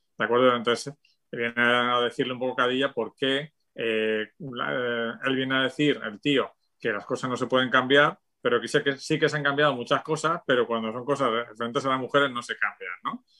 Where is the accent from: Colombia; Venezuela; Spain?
Spain; la España de mi infancia